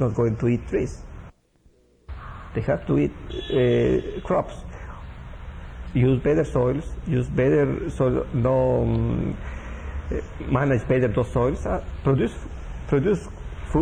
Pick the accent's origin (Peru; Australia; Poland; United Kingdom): Peru; moved away as an adult; I was born and live in the Huallaga Valley